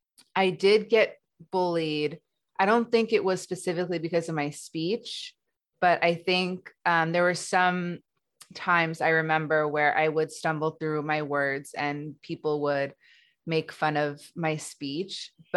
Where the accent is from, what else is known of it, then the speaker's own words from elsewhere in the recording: Los Angeles, California, United States; I grew up in Los Angeles.